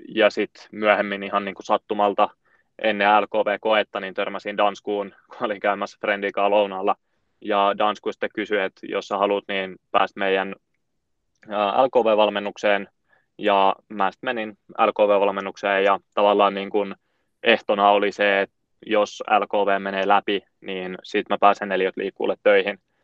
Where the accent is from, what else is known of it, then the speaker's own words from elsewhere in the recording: Oulu, North Ostrobothnia, Finland; moved away as an adult; now in Helsinki, Finland; mistä mä oon lähtöisin, niin mä oon Oulusta, ja on siellä viettänyt niin kuin lapsuuden